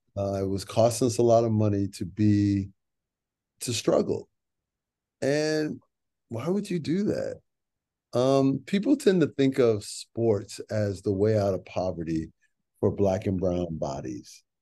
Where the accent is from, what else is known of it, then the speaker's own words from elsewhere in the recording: Chicago, Illinois, United States; I grew up in Chicago